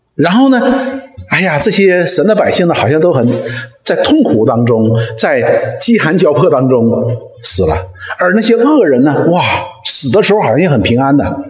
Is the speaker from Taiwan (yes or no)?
no; Northeast China, China; 我们东北人